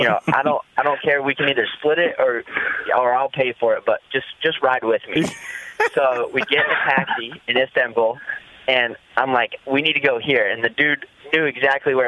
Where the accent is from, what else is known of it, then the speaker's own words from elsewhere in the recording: United States; I'm American too